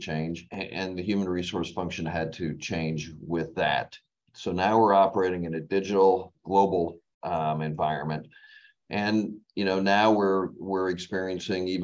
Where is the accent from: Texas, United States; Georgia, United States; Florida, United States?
Florida, United States; West Palm Beach; also born or lived in Massachusetts / New Jersey / DeLand, Florida / Auburn, Alabama; I grew up in West Palm Beach, Florida, after living in the Northeast, Massachusetts and New Jersey for, the first 5 years of my life